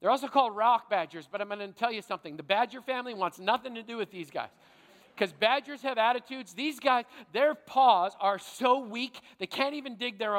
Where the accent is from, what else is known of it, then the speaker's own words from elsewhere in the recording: Manitoba, Canada; Growing up in Manitoba